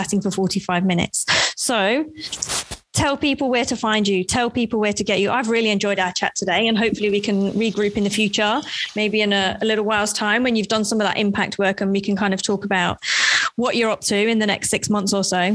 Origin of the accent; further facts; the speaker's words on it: United Kingdom; as a Brit